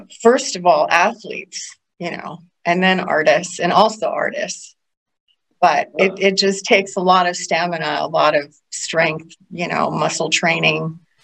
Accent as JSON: {"language": "English", "town": "Gainesville", "region": "Florida", "country": "United States", "tie": "born or raised there", "moved": "as an adult", "said": "I grew up in Gainesville, Ward"}